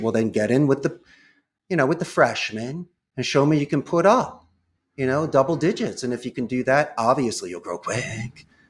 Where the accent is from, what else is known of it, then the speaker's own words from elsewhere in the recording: Philadelphia, Pennsylvania, United States; moved away as an adult; also born or lived in Arizona; now in Costa Rica; I grew up in Northeast Philadelphia